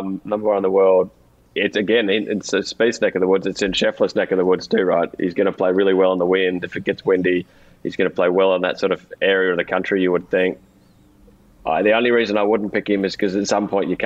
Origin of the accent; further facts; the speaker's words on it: Australia; accent: Australian; There's a little bit of an Australian edge to mine